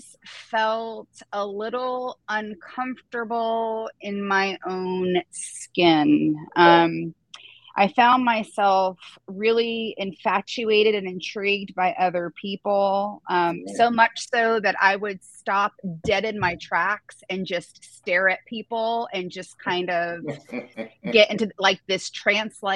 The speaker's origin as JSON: {"language": "English", "region": "Florida", "country": "United States", "tie": "born or raised there", "also_born_or_lived": "New Jersey", "said": "I moved from New Jersey to Florida when I was 10"}